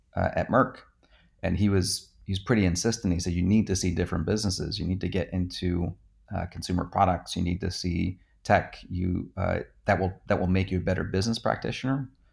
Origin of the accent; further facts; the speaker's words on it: New Jersey, United States; I grew up in New Jersey